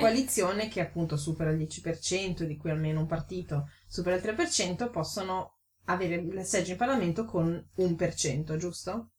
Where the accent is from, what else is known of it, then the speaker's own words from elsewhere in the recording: Ferrara, Emilia-Romagna, Italy; moved away as an adult; now in Bavaria, Germany; vengo da Ferrara